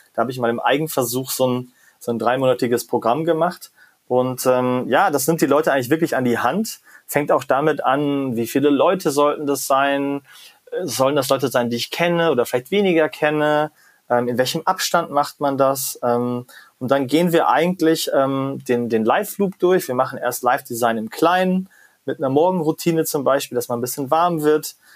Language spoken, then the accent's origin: German; Germany; da bin ich als Deutscher ja manchmal auch in meiner eigenen Haut gefangen